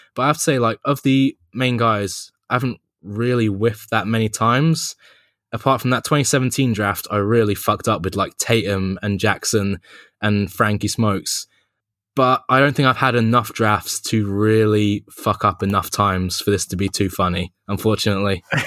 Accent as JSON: {"language": "English", "region": "London", "country": "United Kingdom", "said": "I'm from London, if you can't tell"}